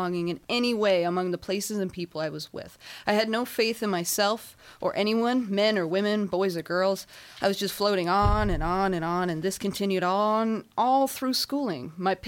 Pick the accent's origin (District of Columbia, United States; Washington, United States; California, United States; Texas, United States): California, United States; I hail from the Inland Empire.